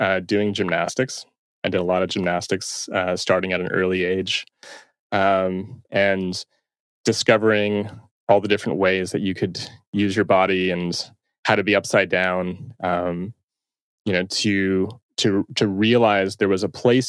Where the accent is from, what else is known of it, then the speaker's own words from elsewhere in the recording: Toronto, Ontario, Canada; I'm from Toronto, and I still reside here